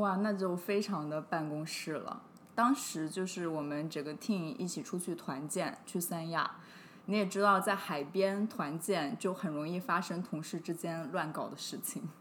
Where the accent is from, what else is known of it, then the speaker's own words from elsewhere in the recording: Hunan, China; moved away; 因为我是湖南人嘛，我就想说顺便回长沙